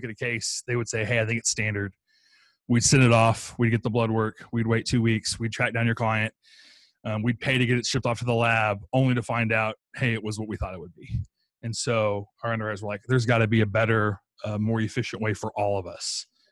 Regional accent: Texas, United States; I'm from Texas

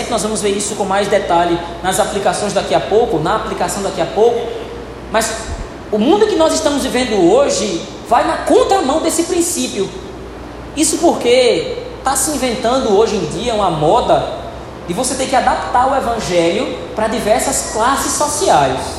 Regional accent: North Region, Brazil; Hoje nós somos brasileiros aqui, norte do país

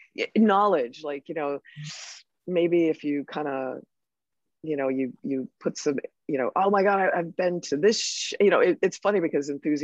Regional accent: Connecticut, United States; I'm from Connecticut

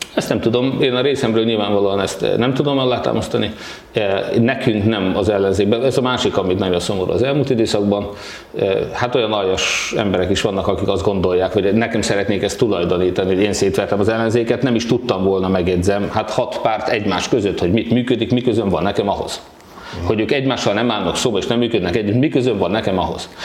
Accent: Hódmezővásárhely, Csongrád-Csanád, Hungary

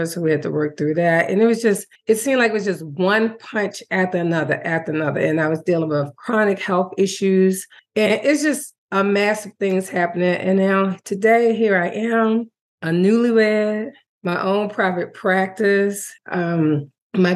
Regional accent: Maryland, United States; moved away as an adult; now in North Carolina, United States; I'm originally from Maryland, like you said earlier, the only girl of three, two older brothers

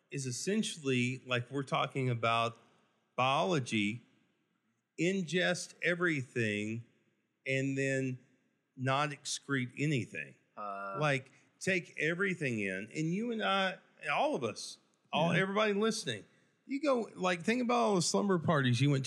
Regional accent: West Texas, United States; whenever I was raised here, we moved away from West Texas. We moved back

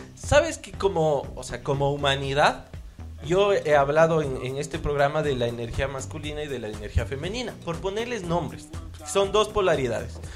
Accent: Ambato, Tungurahua, Ecuador; yo nací en Ambato

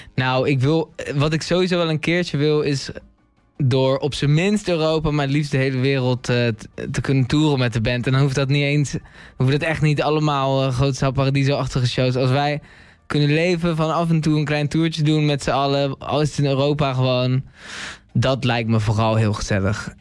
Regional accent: The Hague, South Holland, Netherlands; ik kom uit Den Haag

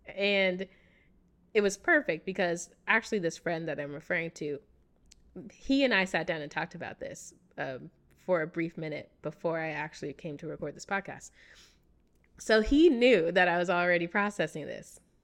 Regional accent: United States; accent: American English; first language English; I speak American English because I grew up here in America.

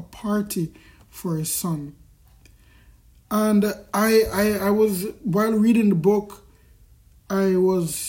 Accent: Kingston, Jamaica; I grew up in Kingston Central, Kingston in Jamaica.

